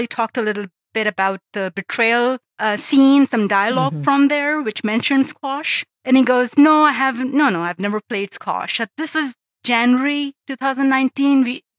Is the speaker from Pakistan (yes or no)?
yes; Pakistan; now in Canada; I live in Canada now, but I'm originally from Pakistan